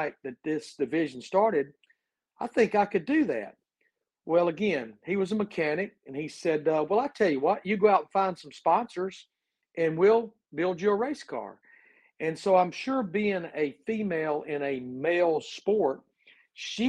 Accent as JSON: {"language": "English", "town": "Birmingham", "region": "Alabama", "country": "United States", "tie": "born or raised there", "said": "I was born and raised in Birmingham, Alabama"}